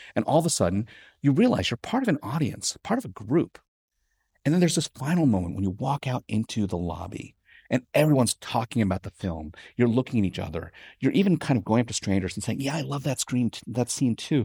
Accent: New York City, New York, United States; I grew up in Staten Island, New York

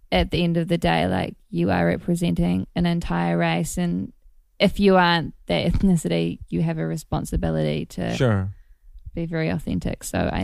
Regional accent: Gisborne, New Zealand; now in Los Angeles, United States; North Island, East Coast.

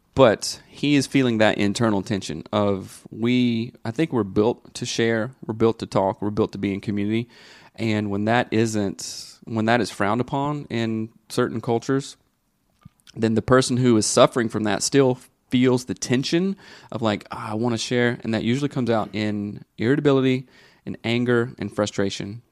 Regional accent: the South, United States; growing up in the South, in the eighties and early nineties, everybody was a tough guy, everybody was a redneck

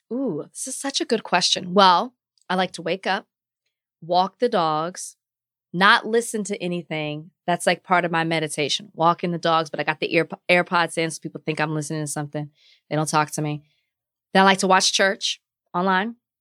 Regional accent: Dallas, Texas, United States; moved away; where I grew up in Oak Cliff

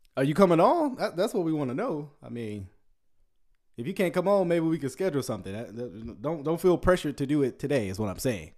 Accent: Ruston, Louisiana, United States; I am originally, I was born in Louisi-, uh, in, um, I was born in Sh-, uh, Ruston.

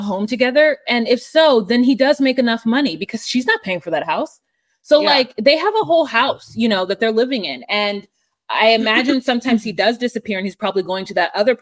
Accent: United States; I'm an American

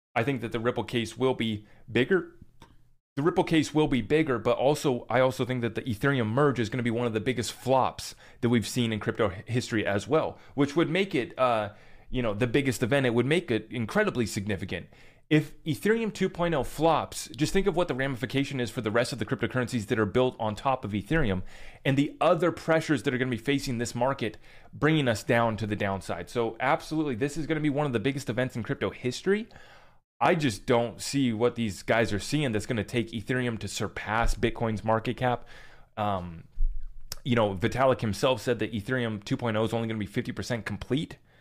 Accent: United States; as an American citizen

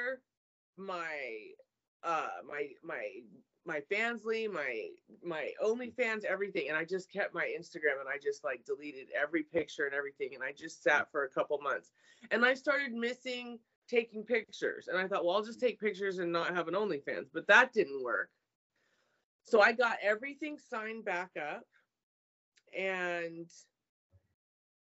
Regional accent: California, United States; I'm a California girl.

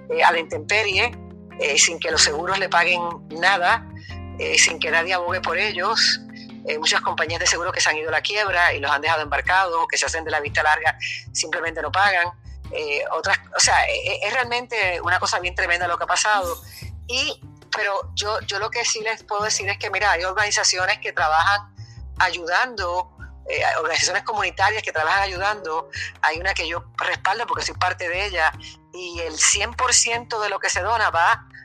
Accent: Puerto Rico; No somos ciudadanos de segunda categoría, sino ciudadanos americanos que estamos en todos nuestros derechos de recibir igualdad de eh, ayuda cuando pasan cosas como esas

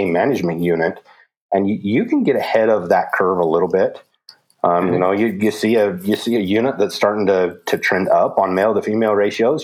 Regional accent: Utah, United States; my home state of Utah

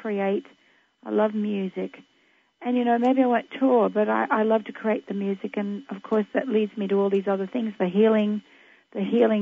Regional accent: Australia; in Australia, in my hometown

